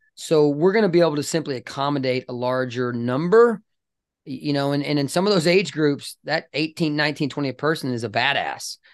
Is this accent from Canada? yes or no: yes; British Columbia, Canada; now in Dallas, United States; I'm a dual citizen. I was born in British Columbia.